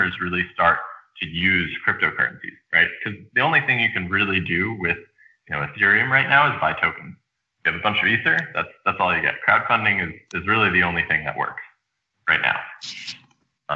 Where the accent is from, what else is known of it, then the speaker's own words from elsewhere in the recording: Rockville, Maryland, United States; moved away as an adult; also born or lived in upstate New York; I grew up in the suburbs of D.C. in the Maryland side in Rockville, Maryland